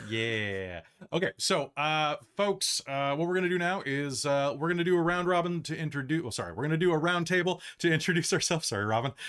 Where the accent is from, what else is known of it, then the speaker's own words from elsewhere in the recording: United States; moved away as an adult; now in Canada; I'm an American who has escaped to Canada and has been living here for the past, years